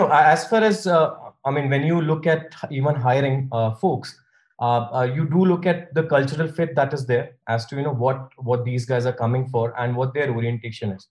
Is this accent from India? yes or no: yes; India; now in United States; I moved to US from India in '98, and since then I've been uh, booking uh, car rentals online in the US.